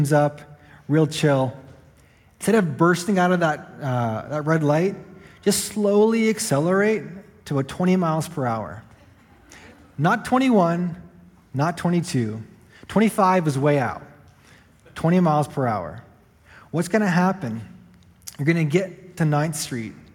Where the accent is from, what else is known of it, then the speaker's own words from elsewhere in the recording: Canada; moved away as an adult; now in Rapid City, United States; I'm Canadian by birth